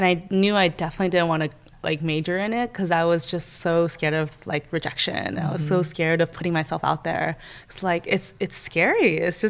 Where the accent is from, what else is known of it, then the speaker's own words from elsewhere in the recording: Oakland, California, United States; growing up in Oakland in California, it was an inner city in the 90s